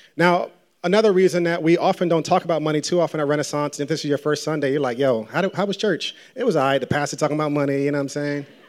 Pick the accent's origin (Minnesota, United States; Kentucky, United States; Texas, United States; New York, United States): New York, United States; New Rochelle; I grew up in Westchester in, uh, in New Rochelle. Shout out to everybody from the nine one four